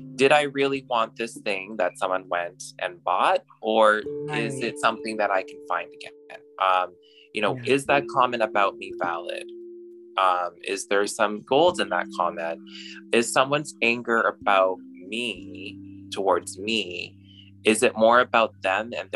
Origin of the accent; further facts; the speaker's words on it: Alberta, Canada; moved away as an adult; also born or lived in Toronto; So I grew up and I was born and raised in Alberta